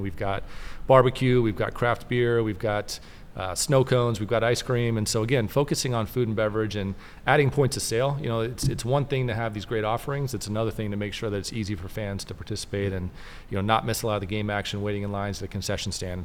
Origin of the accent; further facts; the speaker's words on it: Mobile, Alabama, United States; now in Tempe, United States; I grew up in Mobile, Alabama